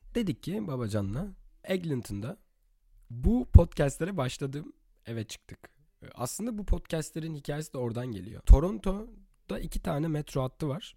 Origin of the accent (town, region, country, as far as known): Istanbul, Turkey; born or raised there; moved away as an adult; also born or lived in Latvia